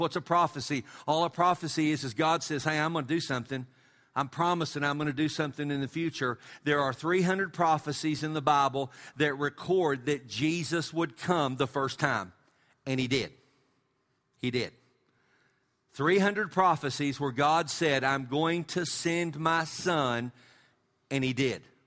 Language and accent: English; West Texas, United States; we're from West Texas.